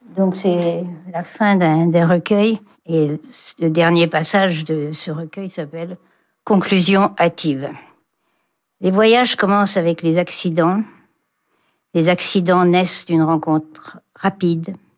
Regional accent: Rennes, Brittany, France; je suis née à Rennes

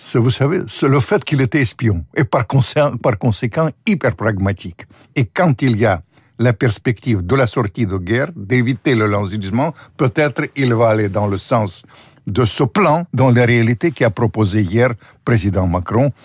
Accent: Ukraine; moi je suis ukrainien

